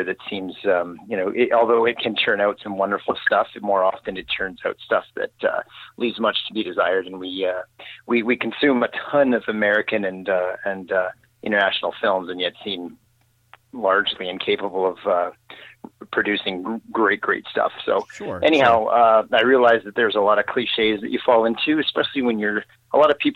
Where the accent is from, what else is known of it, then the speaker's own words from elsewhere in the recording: Sudbury, Ontario, Canada; moved away as an adult; also born or lived in Toronto; I grew up in Northern Ontario in Canada, in a city called Sudbury.